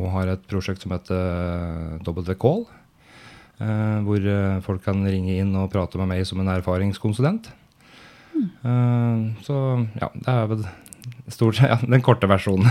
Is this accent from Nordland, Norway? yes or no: no; Brumunddal, Innlandet, Norway; født og oppvokst i Brumunddal, hvor jeg fortsatt bor